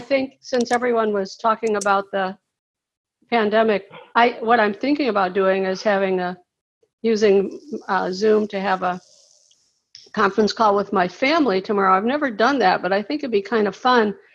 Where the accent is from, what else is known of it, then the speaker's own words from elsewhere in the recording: Cincinnati, Ohio, United States; now in St. Petersburg, United States; I'm in St. Petersburg, Florida, but I'm from Cincinnati